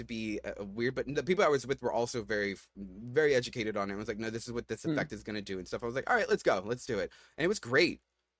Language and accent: English; New York, United States; we're very open and relaxed and we're from New York, you know, we just love is love